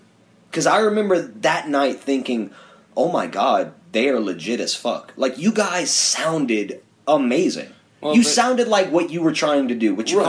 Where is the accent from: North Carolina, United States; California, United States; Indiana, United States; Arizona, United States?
North Carolina, United States; We're from North Carolina.